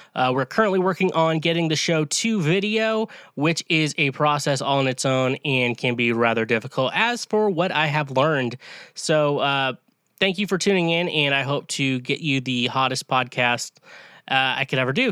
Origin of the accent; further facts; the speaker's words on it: Kansas, United States; I'm from Kansas